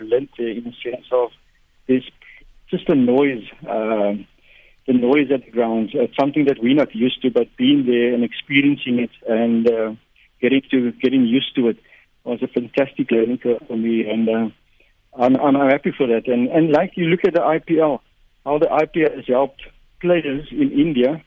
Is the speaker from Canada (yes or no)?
no; Port Elizabeth, Eastern Cape, South Africa; we grew up in Port Elizabeth.